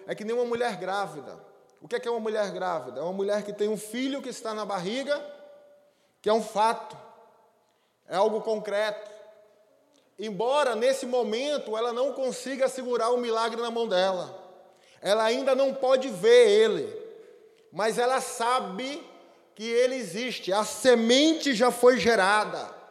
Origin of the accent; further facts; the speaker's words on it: Aracaju, Sergipe, Brazil; moved away; Eu não sou daqui, né? Eu sou lá de Aracaju